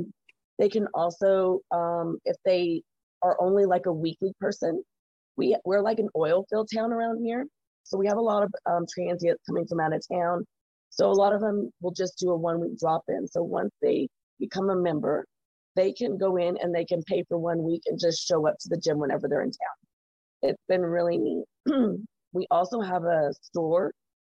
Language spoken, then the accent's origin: English; Carlsbad, United States; I'm from here. I was born and raised in Carlsbad. I'm from here, so I know a lot of people.